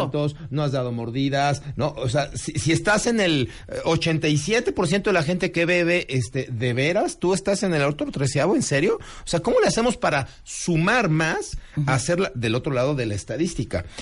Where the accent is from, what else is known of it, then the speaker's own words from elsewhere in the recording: Mexico; como mexicano puntual